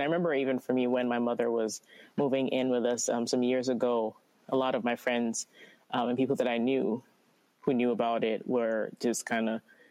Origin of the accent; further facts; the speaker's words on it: Ghana; now in United States; I didn't grow up here in America, but, you know, growing up in Ghana